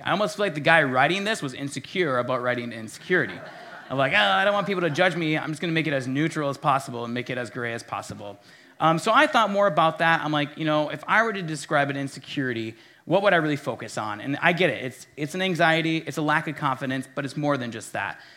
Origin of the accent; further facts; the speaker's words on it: Minnesota, United States; as a Minnesotan